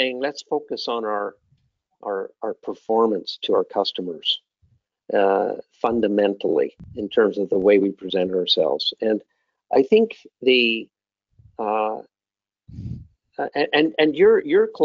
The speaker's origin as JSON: {"language": "English", "country": "Canada", "said": "as a Canadian"}